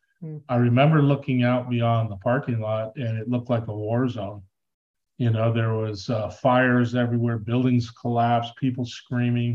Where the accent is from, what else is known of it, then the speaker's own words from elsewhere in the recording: Southern California, United States; now in Tucson, United States; grew up in Southern California, you know, playing Little League